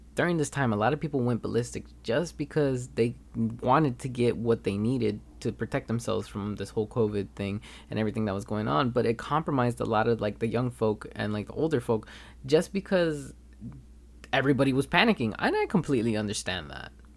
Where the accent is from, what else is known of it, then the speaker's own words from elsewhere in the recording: Los Angeles, California, United States; moved away as an adult; now in Turlock, United States; I am actually from Los Angeles instead of, uh, Turlock, California, where I come to school